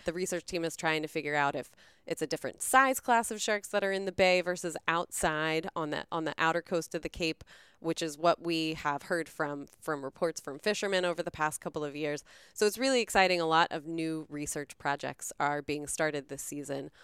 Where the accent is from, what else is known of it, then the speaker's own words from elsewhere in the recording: Florida, United States; moved away; I grew up in Florida.